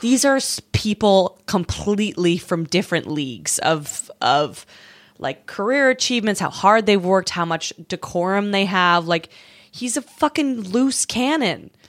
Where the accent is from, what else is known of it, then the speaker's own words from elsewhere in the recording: Canada; now in United States; as a Canadian